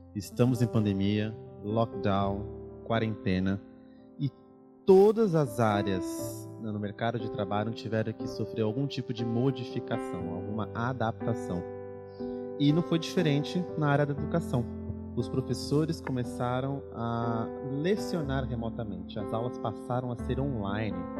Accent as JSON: {"language": "Portuguese", "region": "São Paulo", "country": "Brazil", "tie": "born or raised there", "said": "Eles são mineiros, eu nasci em São Paulo"}